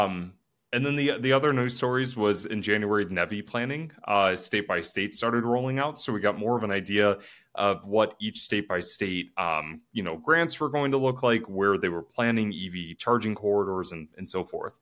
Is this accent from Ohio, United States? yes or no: yes; Northeast Ohio, United States; now in Columbus, United States; I'm still from Northeast Ohio